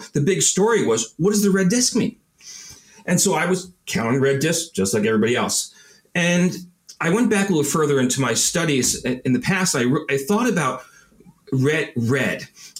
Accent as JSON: {"language": "English", "town": "Babylon", "region": "New York", "country": "United States", "moved": "yes", "said": "I'm from originally Long, yes, Babylon area."}